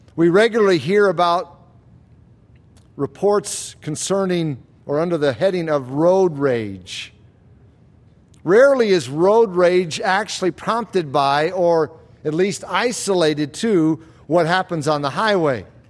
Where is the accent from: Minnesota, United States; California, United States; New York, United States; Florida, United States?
Florida, United States; When I was a kid growing up in Florida